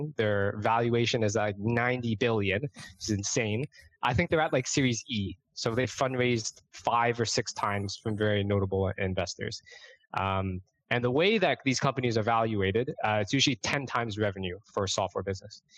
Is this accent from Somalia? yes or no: no; Toronto, Ontario, Canada; moved away as an adult; also born or lived in Brooklyn, New York; now in New York City, United States; I'm born and raised in Toronto, Canada